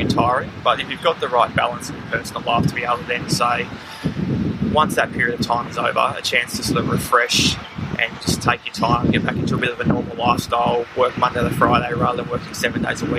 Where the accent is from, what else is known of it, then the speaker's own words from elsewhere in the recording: Darwin, Northern Territory, Australia; moved away as an adult; also born or lived in Melbourne; being a Darwin boy myself and growing up in Darwin